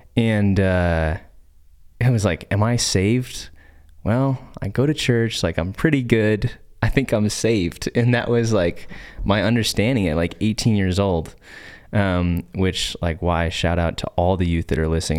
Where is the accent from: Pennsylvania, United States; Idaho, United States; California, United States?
Idaho, United States; Nampa; I grew up here in Boise. actually in Nampa